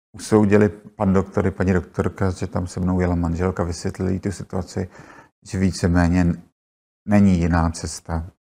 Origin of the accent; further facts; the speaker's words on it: Prague, Czechia; jsem se narodila u, u Apolináře, spadala teda na matriku Prahy 2